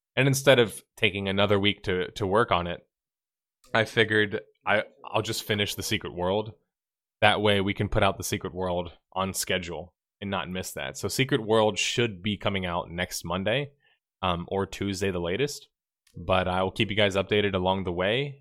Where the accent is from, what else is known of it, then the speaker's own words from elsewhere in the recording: the South, United States; I'm from the South, too